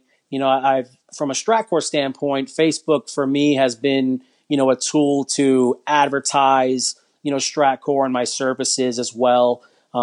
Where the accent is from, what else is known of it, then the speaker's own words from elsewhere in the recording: New York, United States; now in Florida, United States; I'm from New York, but I live in Florida